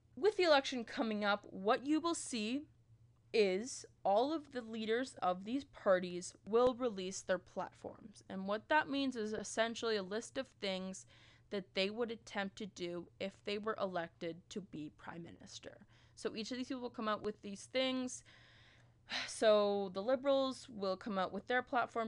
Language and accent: English; Peterborough, Ontario, Canada; now in London, Canada; I'm from Peterborough. I go to school in London, Ontario